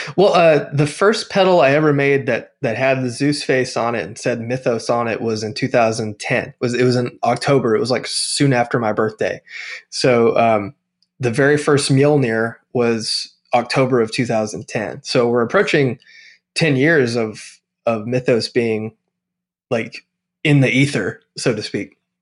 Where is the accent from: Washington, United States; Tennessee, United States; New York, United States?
Tennessee, United States; now in Nashville, United States; I've lived in Tennessee my whole life. So I grew up only like an hour and a half from Nashville